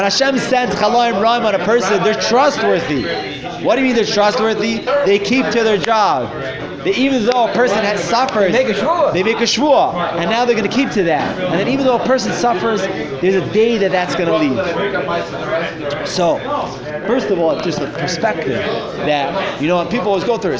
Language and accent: English; New York City, New York, United States; moved away as an adult; also born or lived in Flatbush, Brooklyn / New Jersey; now in Miami Beach, United States; From Brooklyn